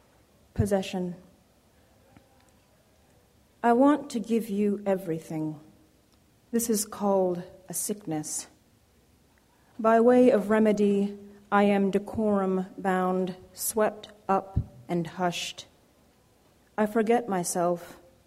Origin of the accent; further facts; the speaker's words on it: Jamaica; I'm Jamaican, of Jamaican parentage, and I've been thinking a lot about the place of the immigrant in America lately